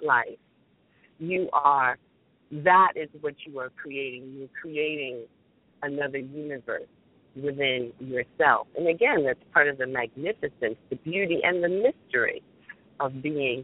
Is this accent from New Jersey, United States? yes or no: yes; New Jersey, United States; I'm from Central Jersey